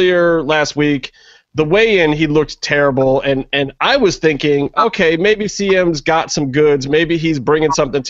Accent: Cleveland, Ohio, United States; my hometown of Cleveland, Ohio.

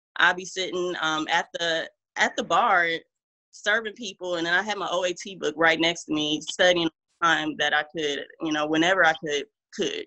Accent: Omaha, Nebraska, United States; moved away as an adult; also born or lived in Houston, Texas; now in Charlotte, United States; originally, I am from Omaha, Nebraska.

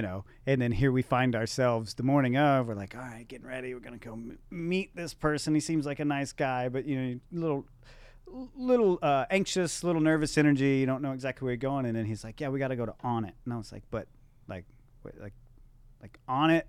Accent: Texas, United States; I'm from Texas

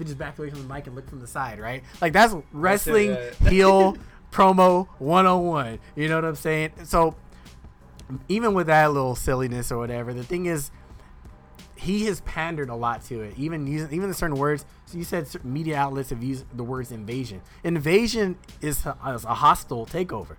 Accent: United States; I'm as American as you are

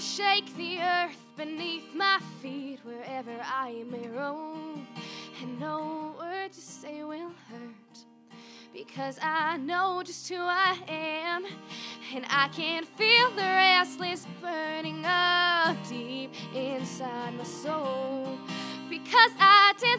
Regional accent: near Bonnyville, Alberta, Canada; another show by my hometown

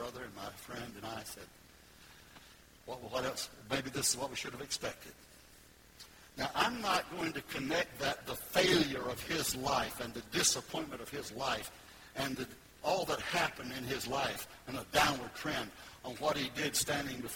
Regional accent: Goldsboro, North Carolina, United States; moved away as an adult; now in Florida, United States; I was up there in Goldsboro, North Carolina

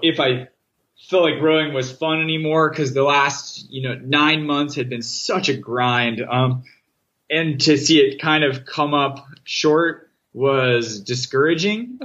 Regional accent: New Canaan, Connecticut, United States; also born or lived in Boston, Massachusetts; I grew up in New Canaan, Connecticut, a town outside of New York City.

